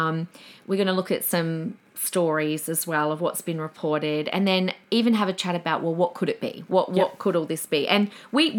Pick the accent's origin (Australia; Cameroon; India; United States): Australia; South Australia; Now, that's my hometown. Not Gawler, but South Australia.